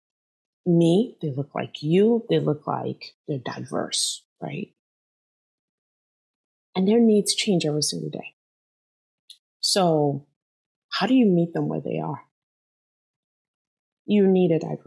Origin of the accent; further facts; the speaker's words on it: Nigeria; now in San Jose, United States; I'm Nigerian